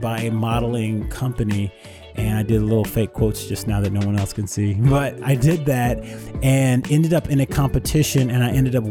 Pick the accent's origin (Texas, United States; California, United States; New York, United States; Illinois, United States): California, United States; Oakland; now in Los Angeles, United States; Growing up in the Bay Area was really cool. I lived on a very, for lack of better words, very diverse street in a neighborhood called Maxwell Park.